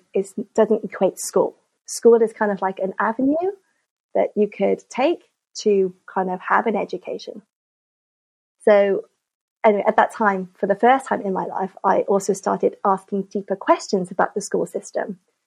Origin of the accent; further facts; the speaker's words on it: Cardiff, Wales, United Kingdom; moved away as an adult; also born or lived in Hong Kong; I grew up in Cardiff in the 80s and 90s